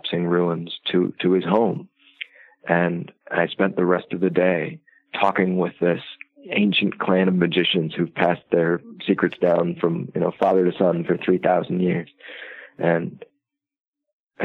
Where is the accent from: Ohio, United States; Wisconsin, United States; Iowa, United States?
Iowa, United States; I grew up in Iowa